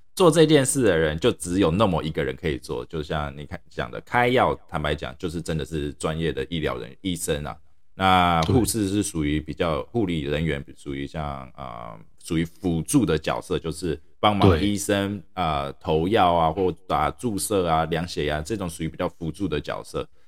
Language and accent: Chinese; Taiwan; now in United States; 我从小在台湾长大，我还是比较喜欢台湾这种文化